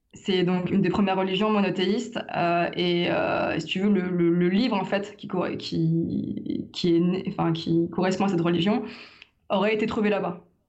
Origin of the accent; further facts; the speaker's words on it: Lyon, Auvergne-Rhône-Alpes, France; je suis de Lyon